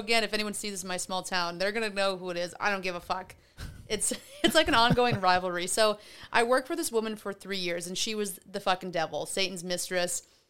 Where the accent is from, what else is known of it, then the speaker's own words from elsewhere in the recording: Wisconsin, United States; oh my God, I'm from Wisconsin. I can't deal with this shit.